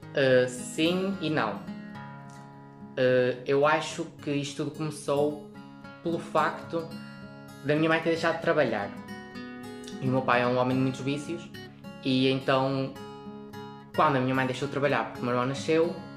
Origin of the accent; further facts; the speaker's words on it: Lagares, Portugal; also born or lived in Pombeiro; sou de Lagares, mas estou no Centro Local de Pombeiro